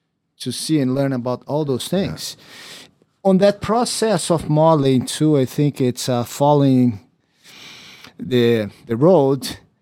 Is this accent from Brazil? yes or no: yes; Brazil; also born or lived in Rio de Janeiro; now in Los Angeles, United States; growing up in Brazil, we grew up in a small town, and suddenly going to Rio de Janeiro